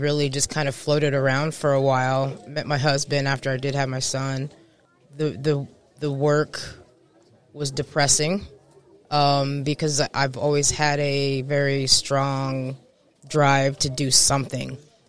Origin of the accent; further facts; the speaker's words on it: Newport News, Virginia, United States; born there; also born or lived in Puerto Rico / Texas / California / Japan; So, well, I was born in Newport News, Virginia. I'm a Navy brat, so I'm kind of from all over. I've been Puerto Rico, Texas, California, Japan